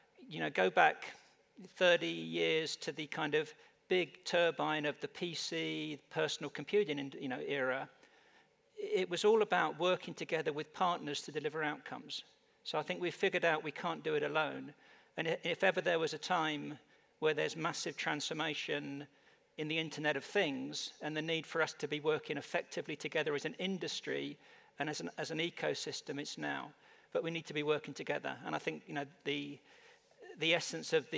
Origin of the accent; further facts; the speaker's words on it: United Kingdom; moved away as an adult; also born or lived in London, England; now in Phoenix, United States; from my accent, I'm not naturally American. I actually come from the UK